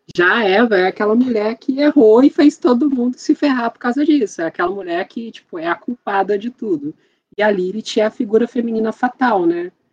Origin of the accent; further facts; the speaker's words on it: Barra Mansa, Rio de Janeiro, Brazil; sou de uma cidade do interior do Rio de Janeiro, Barra Mansa